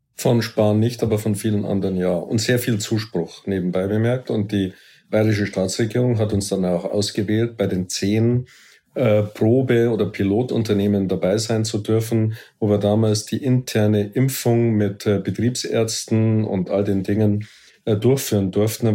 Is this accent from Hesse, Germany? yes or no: no; Munich, Bavaria, Germany; für mich war als Münchner